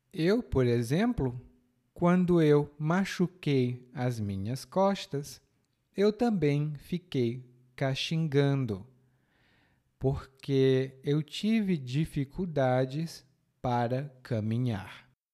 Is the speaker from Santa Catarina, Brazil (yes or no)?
no; Fortaleza, Ceará, Brazil; na minha cidade natal é assim. Lá em Fortaleza é muito quente.